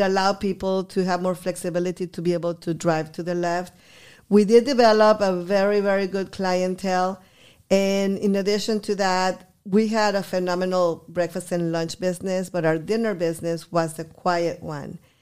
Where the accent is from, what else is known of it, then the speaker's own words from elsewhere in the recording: Guadalajara, Jalisco, Mexico; English is a second language; also born or lived in Eagle Pass, Texas; now in Texas, United States; I was born in Guadalajara. I moved here in nineteen seventy-five